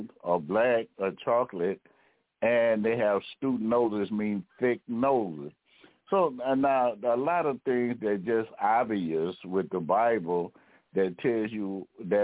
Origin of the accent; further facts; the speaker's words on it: United States; I am of African descent, but I'm American